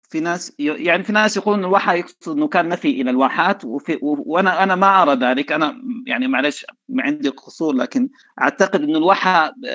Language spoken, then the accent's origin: Arabic; Sudan; احنا عندنا في السودان